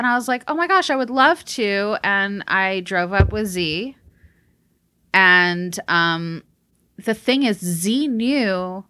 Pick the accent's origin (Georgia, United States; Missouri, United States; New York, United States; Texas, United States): Texas, United States; born there; I mean, I was born in Texas. You know, got to give it up a little bit.